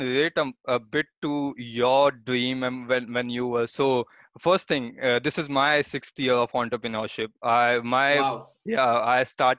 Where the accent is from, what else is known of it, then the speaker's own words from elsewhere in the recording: Jaipur, Rajasthan, India; moved away as an adult; now in Bangalore, India; I'm from Jaipur